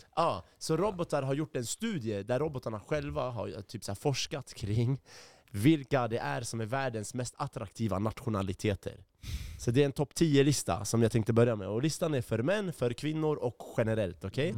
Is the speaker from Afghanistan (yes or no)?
no; Iraq; now in Sweden; jag är från Irak.